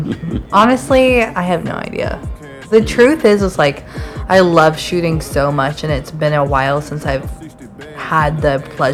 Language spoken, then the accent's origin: English; Nashville, Tennessee, United States; now in Atlanta, United States